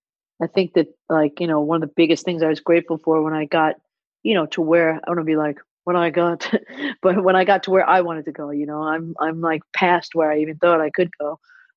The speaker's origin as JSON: {"language": "English", "region": "New York", "country": "United States", "said": "I don't even mean where I'm from as far as on the map. I mean, like, you know, children of immigrants that, you know, come to New York"}